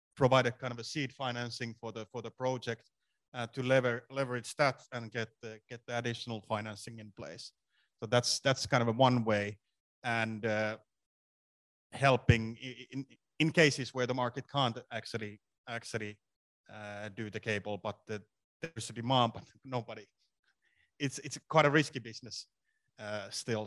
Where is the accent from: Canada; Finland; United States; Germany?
Finland; I'm from Finland